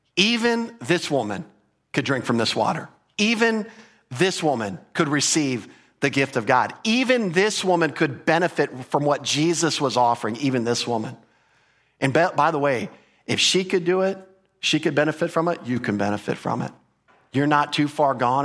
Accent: United States; as an American

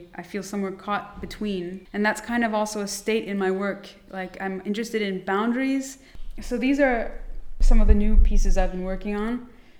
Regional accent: Berlin, Germany; I grew up in West Berlin. And I was here when the wall fell. I went to school at JFK, which is a bilingual school.

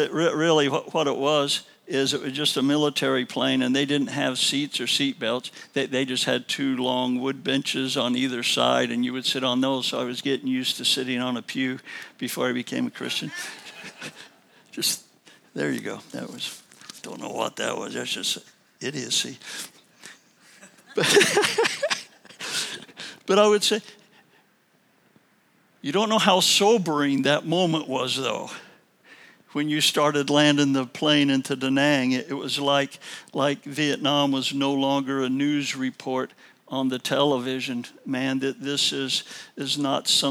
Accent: Illinois, United States; moved away; I was also from Illinois

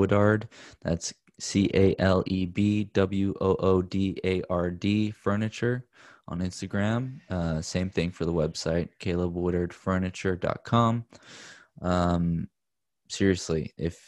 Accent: Corpus Christi, Texas, United States; also born or lived in Austin, Texas; now in Los Angeles, United States; I'm from South Texas, from Corpus Christi, Texas. And I lived in Austin for a bit, and then we moved out here to LA.

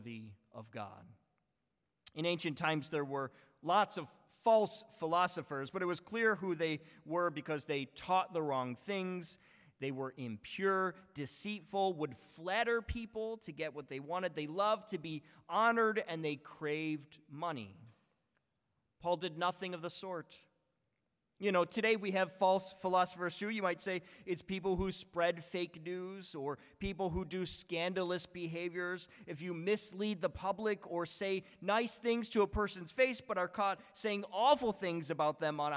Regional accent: Buffalo, New York, United States; born or raised there; moved away

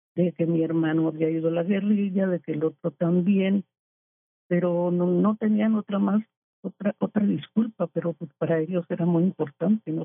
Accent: Colombia; moved away as an adult; now in Mexico; Yo llegué a, de Colombia no exiliada porque vine a hacer un curso en anestesiología pediátrica en el infantil de México con mi marido

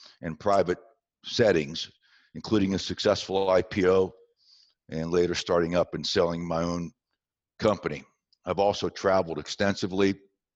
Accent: southwestern Pennsylvania, United States; moved away; also born or lived in West Virginia; I was born in West Virginia and raised in southwestern Pennsylvania. I was raised in a small coal mining town

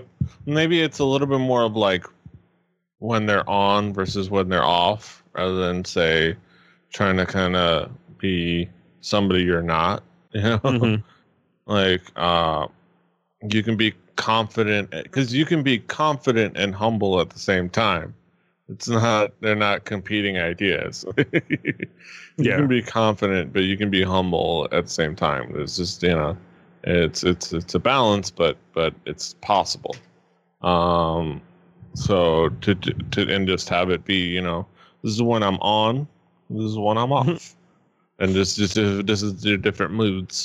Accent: United States; we're American

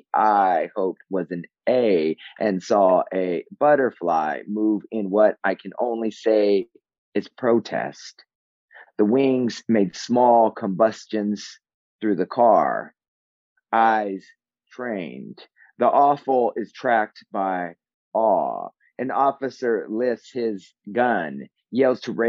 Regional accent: Southern California, United States; now in New York City, United States; I'm inextricably Californian, Southern Californian

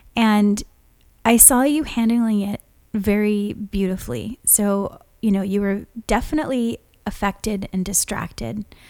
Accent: Hawaii, United States; now in California, United States; we've lived in california for so long but growing up in Hawaii, we don't have daylight

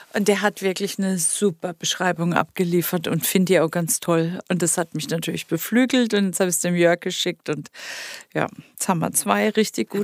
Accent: Baden-Württemberg, Germany; das ist meine badische Heimat

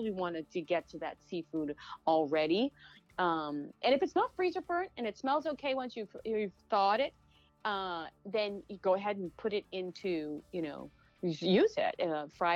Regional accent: Atlantic Canada, Canada; moved away as an adult; now in New York City, United States; I was brought up in Atlantic Canada

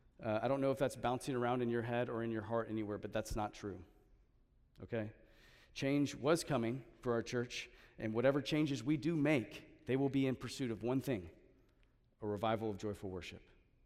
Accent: Texas, United States; because we're transplants from Central Texas, HEB kind of just feels like home, okay?

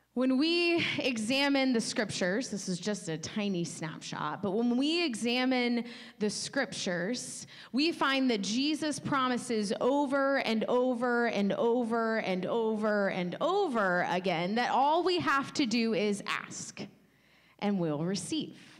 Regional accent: United States; us just specifically as American Western Christians

